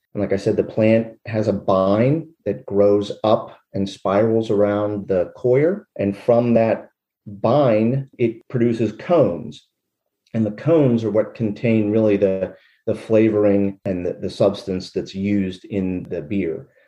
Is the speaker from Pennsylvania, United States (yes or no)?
yes; Derry Township, Pennsylvania, United States; also born or lived in Latrobe, Pennsylvania; I was born in Latrobe, PA, but uh, grew up on a farm in Derry Township